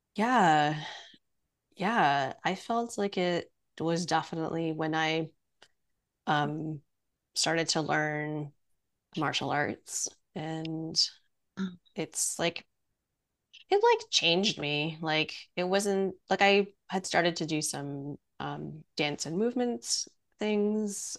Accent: Montreal, Quebec, Canada; also born or lived in Penang, Malaysia; I was born in in Malaysia in Penang and we moved when I was like 3 um, to Montreal

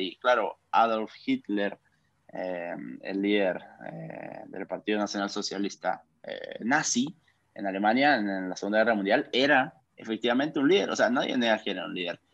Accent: Guatemala; soy un joven guatemalteco

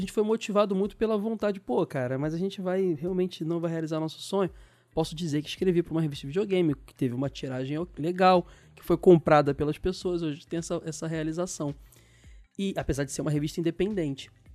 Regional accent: Brazil

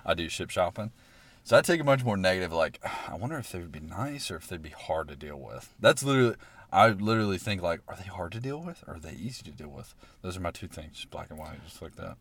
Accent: Alabaster, Alabama, United States; me growing up in Alabaster, Alabama

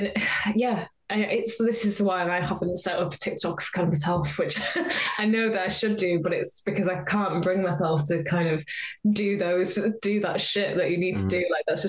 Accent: North West England, United Kingdom; now in North East England; I'm from Cumbria originally. I live in the Northeast now, and sometimes people say to me, like, oh, you haven't got a Geordie accent

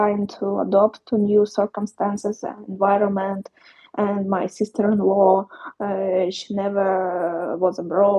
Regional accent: Poltava Oblast, Ukraine; moved away as an adult; I've been at my hometown, on central part of Ukraine, Poltava region

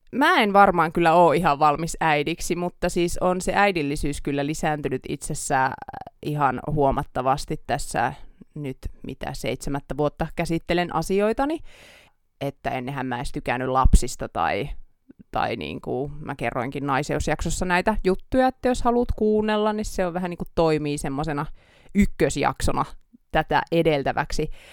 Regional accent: Oulu, North Ostrobothnia, Finland; accent: Oulu dialect; now in Helsinki, Finland; me täällä Oulun murretta

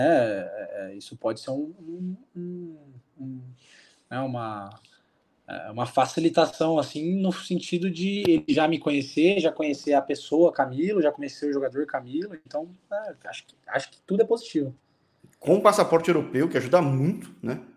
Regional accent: Brazil; moved away as an adult; also born or lived in Lyon, France / Molenbeek, Belgium; now in Belgium; eu era brasileiro

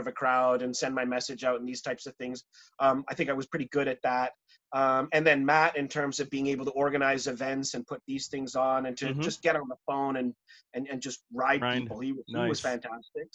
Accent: Pakistan; moved away; I grew up in Pakistan

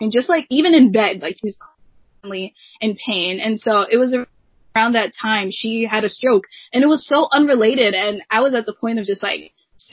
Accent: New Jersey, United States; I was born and raised in New Jersey

